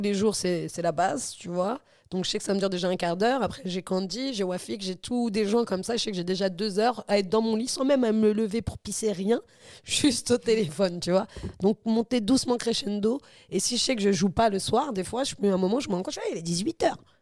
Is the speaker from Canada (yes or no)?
no; Normandy, France; moved away; also born or lived in Dammarie-les-Lys; quand j'étais jeune en Normandie